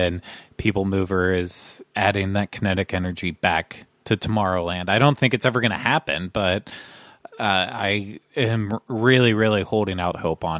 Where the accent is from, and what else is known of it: United States; born or raised there